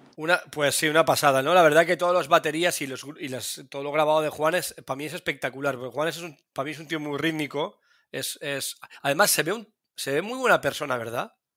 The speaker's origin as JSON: {"language": "Spanish", "country": "Spain", "said": "soy español y no vivo allí."}